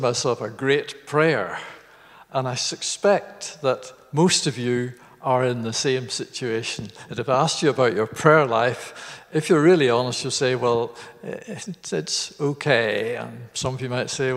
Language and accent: English; Garvagh, Northern Ireland, United Kingdom; moved away as an adult; that's the village where I was born in Northern Ireland called Garva